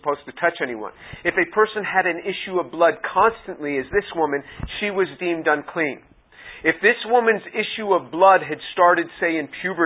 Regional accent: United States; I was the speaker from the United States

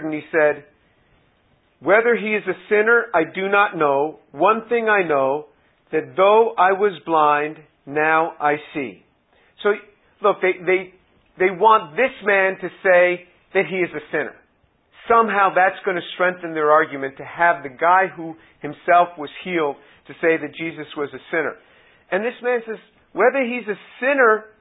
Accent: New York City, New York, United States; I'm from New York City

